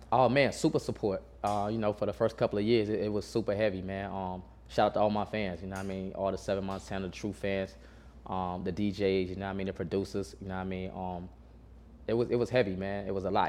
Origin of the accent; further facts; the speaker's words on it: Burlington, North Carolina, United States; originally I'm from North Carolina. Man, I'm from um, Burlington, North Carolina.